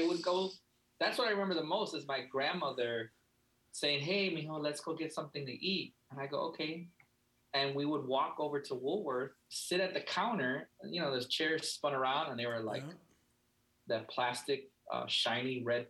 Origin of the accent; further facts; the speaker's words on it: Chicago, Illinois, United States; I mean, you know, it wasn't the suburbs, that's for sure.